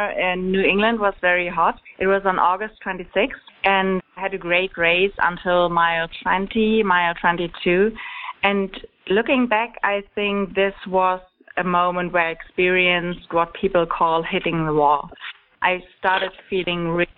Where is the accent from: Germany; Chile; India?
Germany; English is a second language; moved away as an adult; now in Atlanta, United States; I'm from Germany, like you might have noticed from my accent